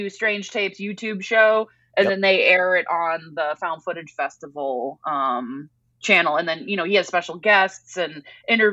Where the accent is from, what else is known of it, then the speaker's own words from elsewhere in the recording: Massachusetts, United States; moved away; I grew up on the East Coast, a lot of Cape Cod activity